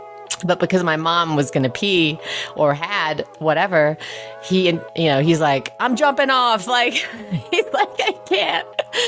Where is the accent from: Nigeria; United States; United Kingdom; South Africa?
United Kingdom; England; We had one of the first microwaves growing up in England, and it was giant.